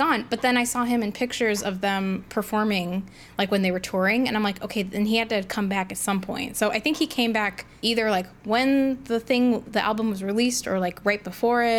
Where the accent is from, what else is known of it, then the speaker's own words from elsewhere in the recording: Midwest, United States; I'm from the Midwest. You know, we have accents here